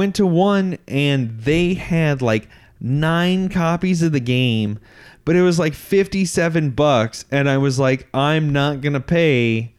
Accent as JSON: {"language": "English", "country": "United States", "tie": "born or raised there", "said": "I didn't even know that those things existed growing up in America."}